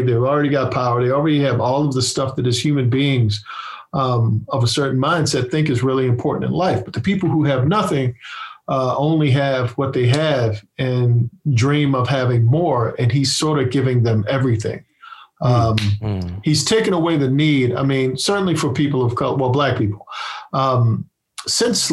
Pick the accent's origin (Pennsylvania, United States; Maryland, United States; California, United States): Maryland, United States; Annapolis; also born or lived in Baltimore, Maryland; I come from Annapolis, Maryland